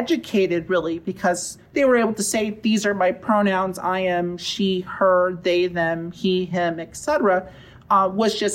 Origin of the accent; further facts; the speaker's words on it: Riverside, California, United States; I grew up in Riverside, not too far from here. I went to school at Harupa Valley High School